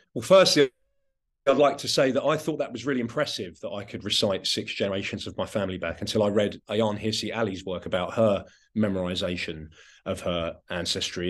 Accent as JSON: {"language": "English", "area": "West Sussex", "region": "South East England", "country": "United Kingdom", "tie": "born or raised there", "first_language": "Anglo-Romany", "said": "I am from a particular place. I grew up in West Sussex"}